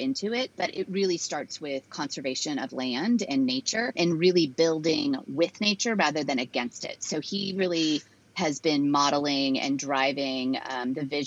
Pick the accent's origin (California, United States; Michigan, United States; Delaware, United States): California, United States; San Francisco; also born or lived in Los Angeles, United States; now in Serenbe, Georgia, United States; I grew up in California, and so had always been pretty outdoors, just LA, San Francisco, more in San Francisco